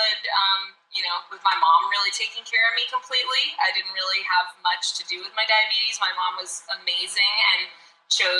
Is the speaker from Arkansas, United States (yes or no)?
yes; Arkansas, United States; moved away as an adult; now in Los Angeles, United States; I am originally from Arkansas. I grew up in a small town in America.